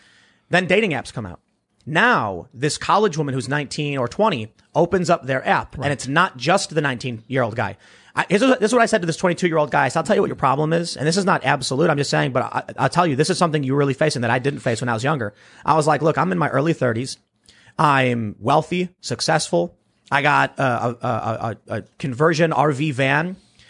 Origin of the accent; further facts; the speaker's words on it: Chicago, Illinois, United States; So I knew people back where I grew up on the South Side of Chicago who found a way to go from being a high school dropout to making six figures